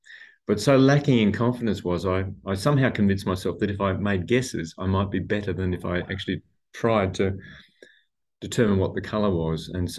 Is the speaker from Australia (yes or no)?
yes; Australia; born or raised there; also born or lived in Nairobi, Kenya / Sydney, Australia